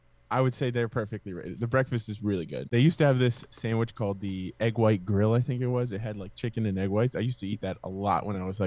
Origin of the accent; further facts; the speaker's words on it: Miami, Florida, United States; moved away; My hometown, Miami.